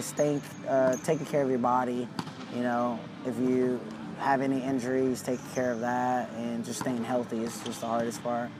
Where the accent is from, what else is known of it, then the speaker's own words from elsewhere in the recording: near Long Beach, California, United States; I was 15 minutes away from here